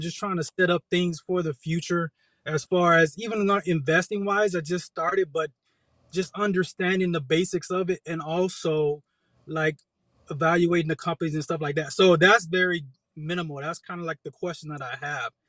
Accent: Texas, United States; also born or lived in Oceanside, California; now in Hawaii, United States; I'm from Texas originally

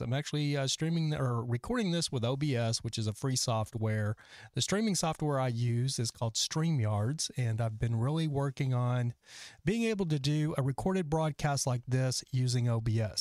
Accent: Texas, United States; now in Los Angeles, United States; I'm from Texas.

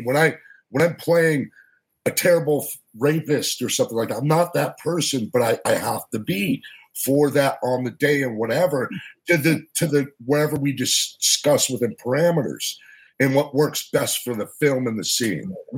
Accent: Boston, Massachusetts, United States; Boston, Massachusetts, the home of …

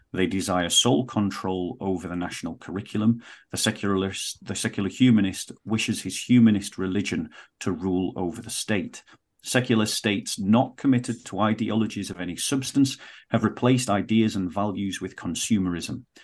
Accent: United Kingdom; I'm speaking from the British context

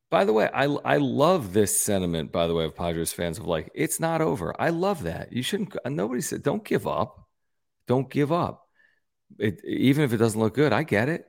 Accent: Pennsylvania, United States; now in San Diego, United States; I grew up in Pennsylvania

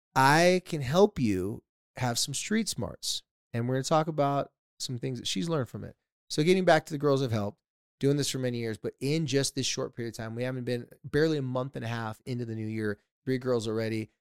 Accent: San Diego, California, United States; I grew up in San Diego

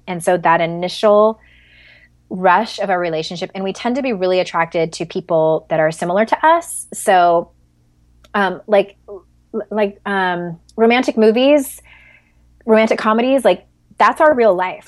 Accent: San Diego, California, United States; I'm from San Diego

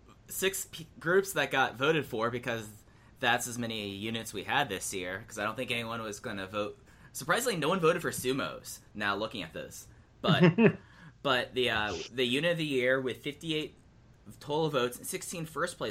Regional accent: Texas, United States; I'm from Texas

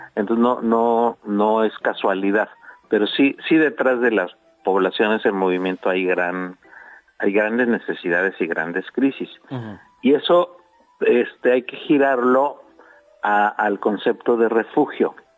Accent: Mexico; somos mexicanas y mexicanos

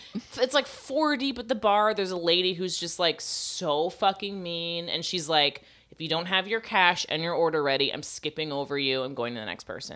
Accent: Florida, United States; moved away; I'm from Florida

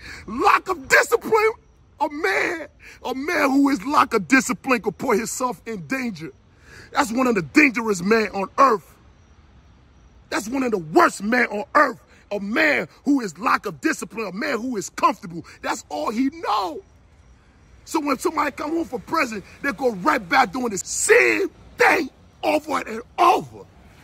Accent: New Jersey, United States; I ain't want no problem, man. I'm from Jersey, man, I know.

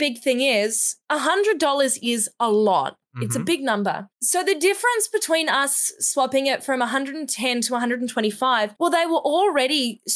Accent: Australia; now in New Zealand; So I'm an Australian

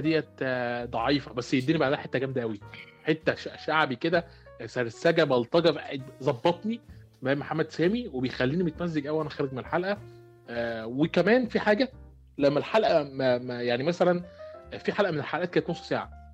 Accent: Egypt; عندنا في مصر

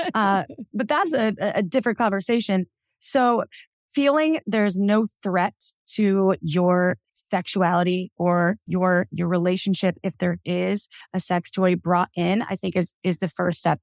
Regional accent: Wisconsin, United States; I grew up in Wisconsin

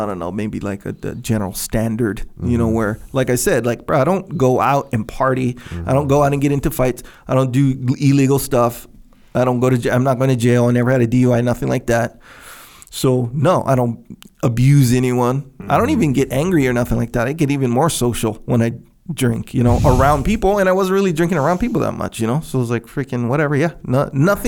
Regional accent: Kauai, Hawaii, United States; I grew up on Kauai

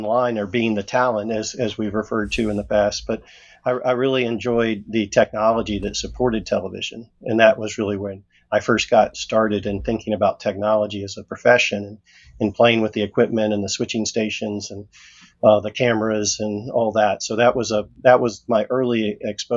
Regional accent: Jacksonville, Florida, United States; I grew up in a rural area in Florida, Jacksonville, Florida.

